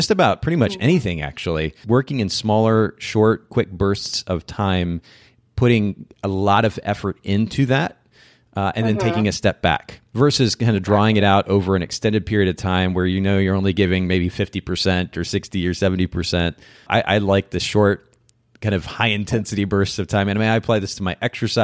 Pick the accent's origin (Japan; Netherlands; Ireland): Japan; now in Chattanooga, United States; I grew up in Japan